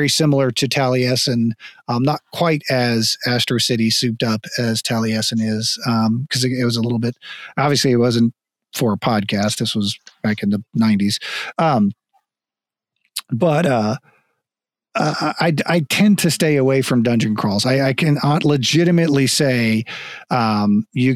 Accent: Florida, United States; moved away; also born or lived in Texas; we moved to Texas in 89 I grew up in Florida

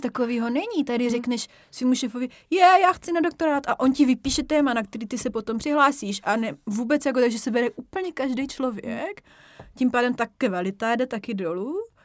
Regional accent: Czechia; also born or lived in Germany / United States; Prostě já jsem Češka, můžu tam jet, reprezentovat Česko

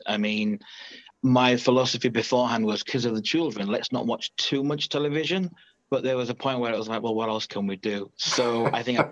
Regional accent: Leeds, Yorkshire and the Humber, United Kingdom; I'm from Leeds in England, 41.

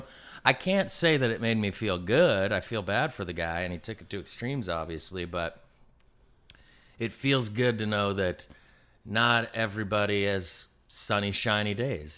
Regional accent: San Diego, California, United States; also born or lived in New Jersey / East Coast; so thirty years thirty-two years I've lived here, which I think makes me native

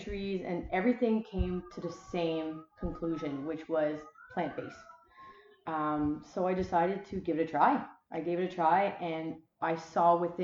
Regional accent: Wellington region, Prince Edward Island, Canada; I am born and raised in Prince Edward Island, specifically the Wellington region

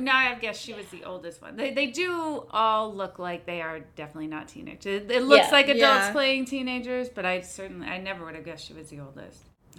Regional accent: New Jersey, United States; I grew up in Jersey.

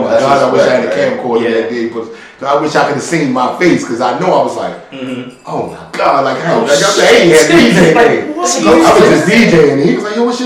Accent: Baltimore, Maryland, United States; also born or lived in Brooklyn, New York; Born and raised here

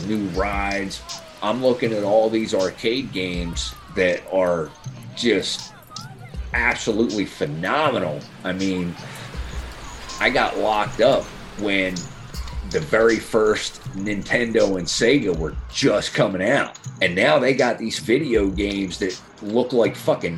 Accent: Dennisville, New Jersey, United States; I'm from here. I'm a local. I grew up in Dennisville.

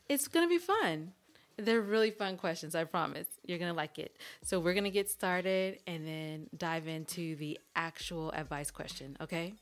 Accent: California, United States; I'm from California and I talk how I talk

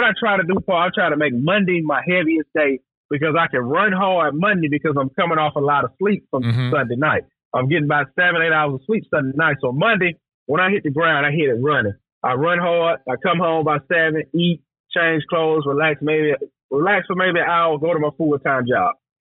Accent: the South, United States; we grew up down here in the South together

